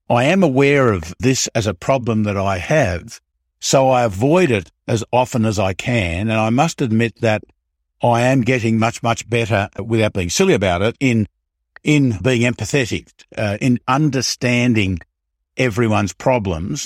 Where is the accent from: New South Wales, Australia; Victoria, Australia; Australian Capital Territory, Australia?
Victoria, Australia; Melbourne; I was born in, I was born in Melbourne